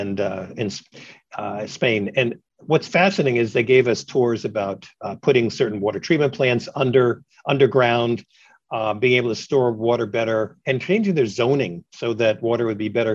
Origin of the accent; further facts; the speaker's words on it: New York City, New York, United States; now in Alexandria, United States; growing up in New York City and even here in Northern Virginia, where I now live